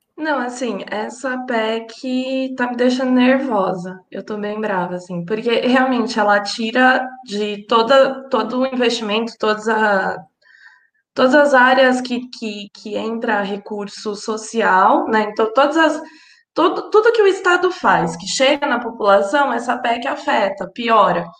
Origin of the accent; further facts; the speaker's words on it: São Paulo, Brazil; eu sou aqui de São Paulo